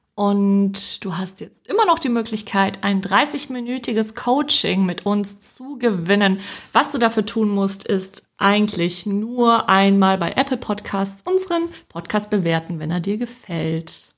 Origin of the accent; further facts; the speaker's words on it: Poland; moved away; ich bin ja in Polen geboren und aufgewachsen.